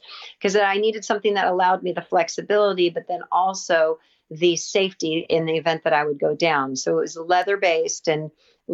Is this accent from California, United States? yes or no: yes; Southern California, United States; I'm from Southern California